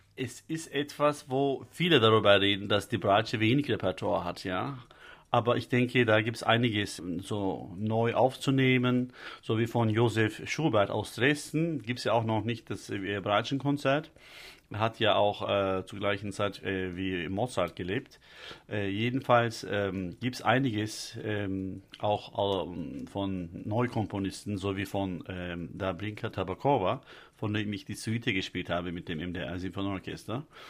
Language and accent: German; Istanbul, Turkey; born or raised there; German is a second language; moved away as an adult; also born or lived in Detmold, Germany